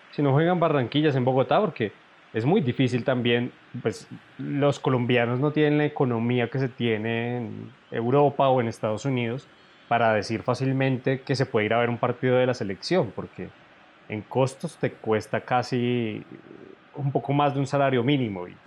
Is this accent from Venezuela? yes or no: no; Argentina; qué delicia uno como argentino poder ver al, al menos uno de los dos mejores jugadores de la historia de mi país en mi ciudad.